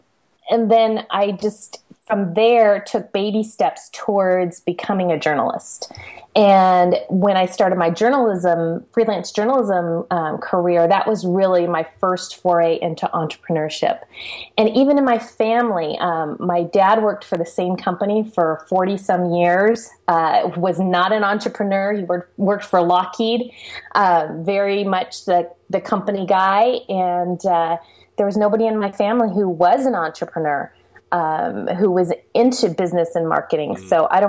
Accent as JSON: {"language": "English", "town": "San Jose", "region": "California", "country": "United States", "tie": "born or raised there", "said": "I grew up in the Silicon Valley, the San Jose area."}